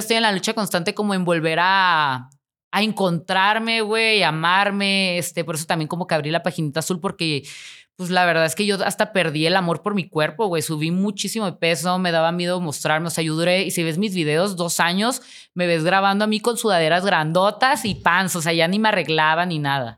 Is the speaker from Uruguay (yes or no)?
no; Tijuana, Baja California, Mexico; moved away; yo voy a regresar y voy a vivir en mi pueblito